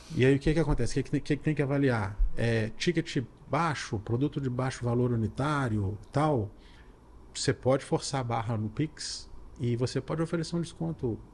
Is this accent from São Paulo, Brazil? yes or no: no; Belo Horizonte, Minas Gerais, Brazil; eu sou de Belo Horizonte